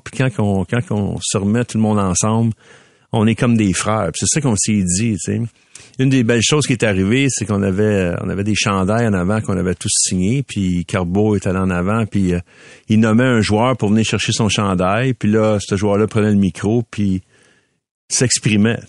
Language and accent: French; Montreal, Quebec, Canada; je viens de Ville d'Anjou, fait que mes parents étaient là avec moi.